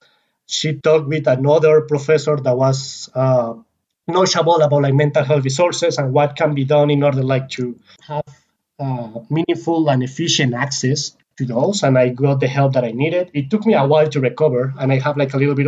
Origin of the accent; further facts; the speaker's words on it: Colombia; moved away as an adult; was born and raised in Colombia, a country that had like 12 hours of daylight every single day of the year